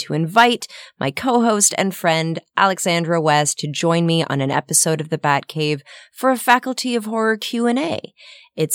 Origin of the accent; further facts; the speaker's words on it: Ottawa, Ontario, Canada; moved away; I went home to my hometown of Ottawa